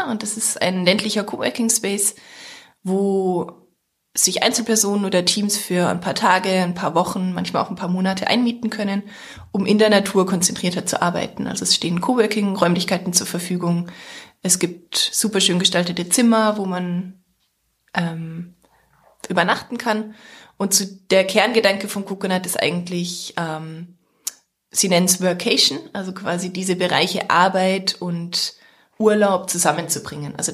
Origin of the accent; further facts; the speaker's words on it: Heilbronn, Baden-Württemberg, Germany; moved away as an adult; also born or lived in Vienna, Austria; now in Fläming, Germany; habe eigentlich gar keinen dörflichen oder ländlichen Hintergrund. Also ich bin in der Stadt aufgewachsen, in Heilbronn in Baden-Württemberg, bin dann zum Studium nach Wien gegangen und bin damals in Österreich zum ersten Mal aufs Land gezogen.